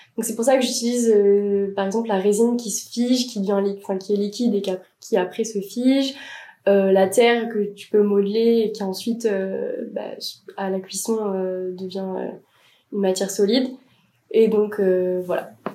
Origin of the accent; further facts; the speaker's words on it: Bordeaux, Nouvelle-Aquitaine, France; moved away as an adult; now in Paris, France; je viens de Bordeaux